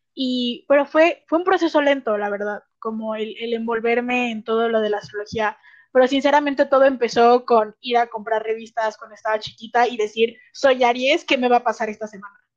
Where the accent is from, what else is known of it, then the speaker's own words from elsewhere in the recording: Guadalajara, Jalisco, Mexico; accent: tapatío; soy de Guadalajara